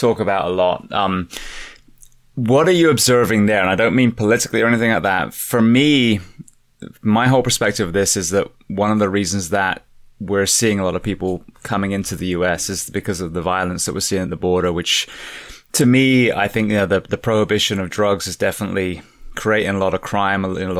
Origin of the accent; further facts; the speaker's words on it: England, United Kingdom; now in United States; I'm an immigrant. I came from England